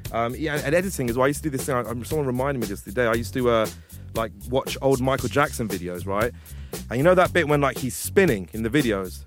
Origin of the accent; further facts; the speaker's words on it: Hounslow, London, United Kingdom; I'm from Hounslow